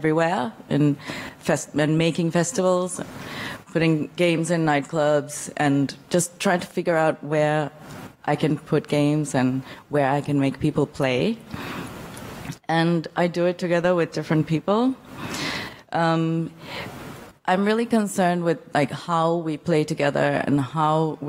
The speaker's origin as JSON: {"language": "English", "town": "Male", "country": "Maldives", "said": "This is where I'm from. I'm from the Maldives, and this is my island, Male."}